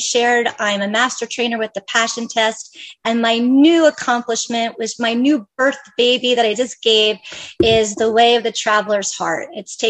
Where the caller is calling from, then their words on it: Bend, Oregon, United States; I'm dialing in from Central Oregon. I'm in a little town called Bend, Oregon.